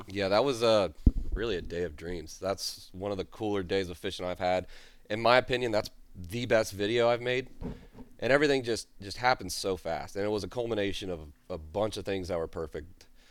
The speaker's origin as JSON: {"language": "English", "town": "Jacksonville", "region": "Florida", "country": "United States", "tie": "born or raised there", "also_born_or_lived": "Tennessee / South Louisiana", "moved": "as an adult", "said": "I'm from Jacksonville, Florida"}